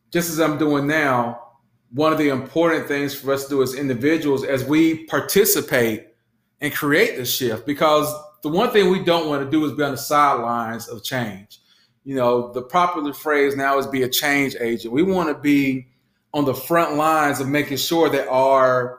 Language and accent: English; Southwest Georgia, United States; I grew up in Southwest red dirt, red clay, Georgia